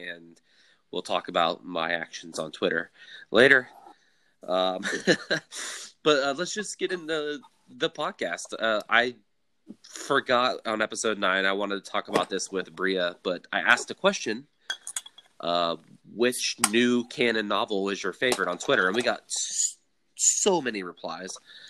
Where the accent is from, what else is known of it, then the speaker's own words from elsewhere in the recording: southern Ohio, United States; if you've ever been to Ohio or known somebody from the southern part of Ohio where I'm from, there's an A in Ohio.